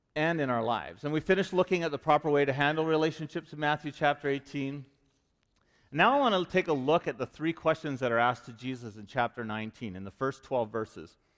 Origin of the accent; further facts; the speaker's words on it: Vancouver, British Columbia, Canada; moved away; I'm from Vancouver